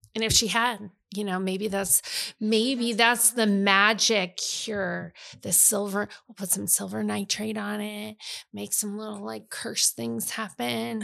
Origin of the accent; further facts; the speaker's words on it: Iowa, United States; also born or lived in Missouri; I was from Iowa